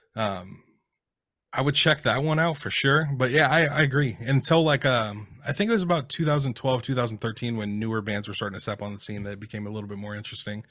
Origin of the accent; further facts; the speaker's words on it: Seattle, Washington, United States; during the time I was growing up in the Seattle scene